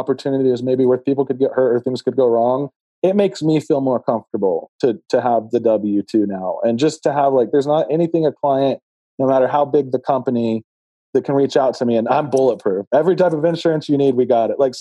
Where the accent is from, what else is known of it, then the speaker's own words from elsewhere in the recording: Texas, United States; also born or lived in Los Angeles, California; now in Colorado, United States; I'm from Texas originally.